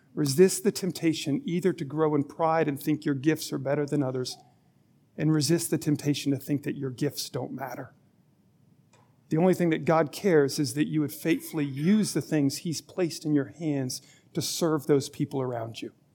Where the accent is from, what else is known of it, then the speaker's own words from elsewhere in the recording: Alabama, United States; I was born in Alabama